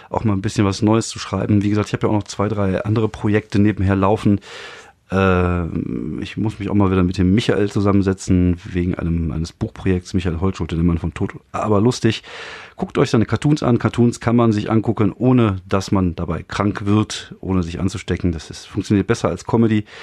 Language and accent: German; France; ich bin ja in, in Frankreich aufgewachsen und äh, bei uns gab es so Telefone